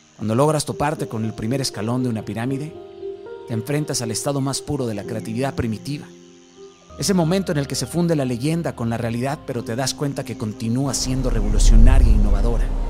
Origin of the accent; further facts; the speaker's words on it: Mexico; mi hermoso México